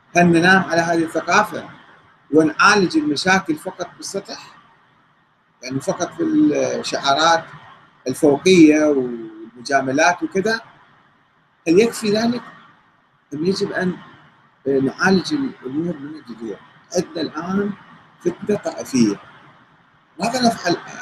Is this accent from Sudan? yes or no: no; Karbala, Karbala Governorate, Iraq; انا ابن كربلاء